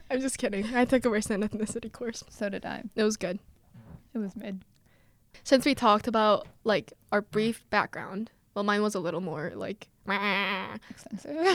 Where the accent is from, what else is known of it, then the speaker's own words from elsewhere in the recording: Seoul, South Korea; I'm from the South of Korea but the north part of South Korea, because I'm from Seoul, uh-huh. which is in the north part.